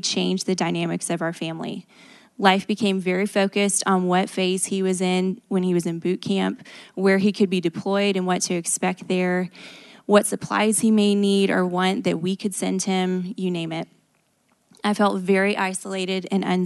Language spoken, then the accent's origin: English; New Braunfels, Texas, United States; I grew up as the youngest of two in a Christian home in New Braunfels, Texas